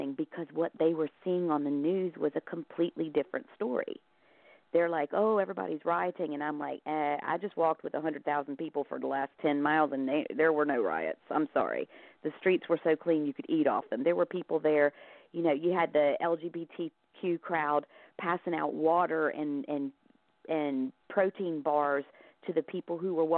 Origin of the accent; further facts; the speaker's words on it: the South, United States; moved away as an adult; now in Ireland; I grew up in the South